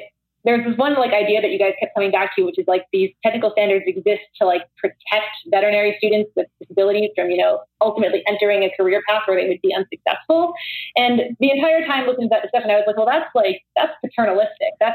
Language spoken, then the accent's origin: English; New Jersey, United States; moved away as an adult; I'm originally from New Jersey